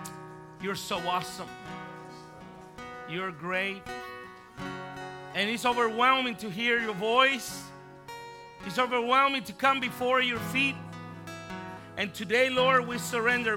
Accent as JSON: {"language": "English", "country": "Puerto Rico", "tie": "born or raised there", "also_born_or_lived": "Bronx, New York", "moved": "yes", "lives_now": "Texas, United States", "said": "Then I was raised in Puerto Rico."}